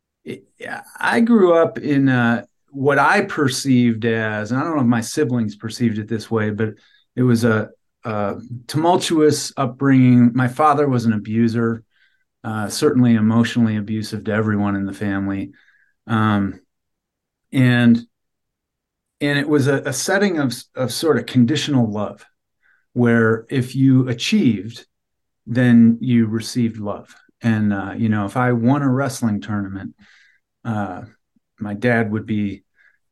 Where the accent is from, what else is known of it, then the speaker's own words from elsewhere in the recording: Cleveland, Ohio, United States; now in Lander, United States; I grew up in Cleveland, Ohio, and I grew up in a mixed family